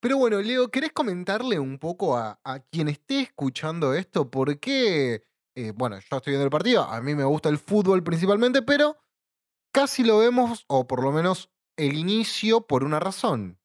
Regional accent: Buenos Aires Province, Argentina; Somos bonaerenses, no somos porteños.

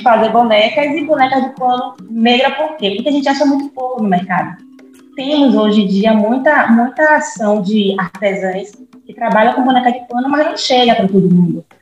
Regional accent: Salvador, Bahia, Brazil; also born or lived in Vera Cruz, Bahia; eu nasci em Salvador

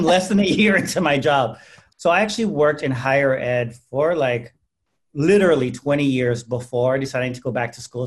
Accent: San Antonio, Texas, United States; I'm from San Antonio, predominantly Hispanic community

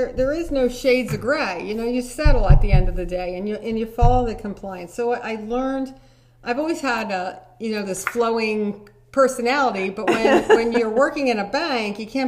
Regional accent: Pottstown, Pennsylvania, United States; I'm originally from the North End of Potsdam, probably 5 miles from where we're sitting

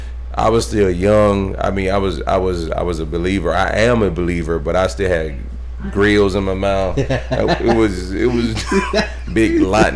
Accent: Knoxville, Tennessee, United States; born there; I was born in Tennessee, Knoxville, Tennessee.

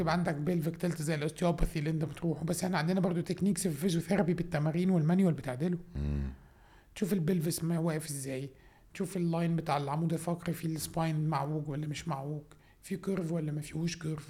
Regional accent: Minya, Minya Governorate, Egypt; أنا أصلاً من المنيا، من الصعيد، راجل صعيد.

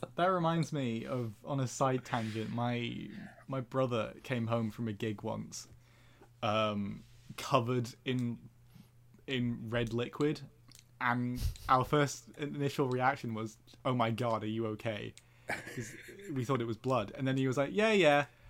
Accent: Belgium; I grew up in Belgium

